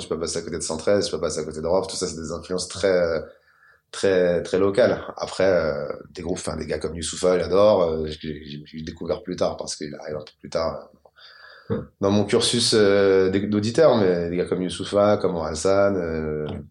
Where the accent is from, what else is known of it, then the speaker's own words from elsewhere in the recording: Maisons-Alfort, Île-de-France, France; J'ai 34 ans et j'ai grandi à maison fort dans le Val-de-Marne